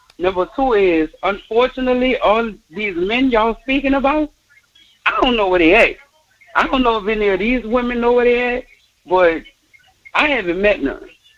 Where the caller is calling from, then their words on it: Harvey, United States; I'm calling from Harvey.